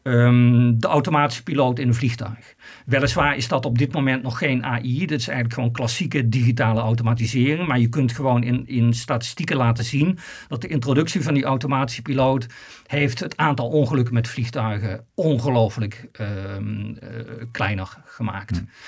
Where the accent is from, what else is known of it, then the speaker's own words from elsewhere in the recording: Netherlands; als Nederlander kun je daar zeker trots op zijn.